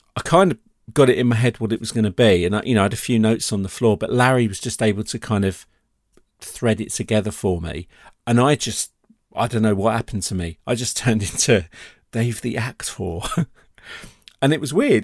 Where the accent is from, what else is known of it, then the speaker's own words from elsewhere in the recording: United Kingdom; being British